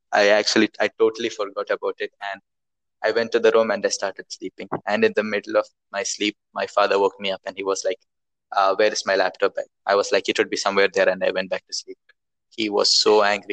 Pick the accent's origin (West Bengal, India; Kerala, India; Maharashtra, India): Kerala, India; Malayali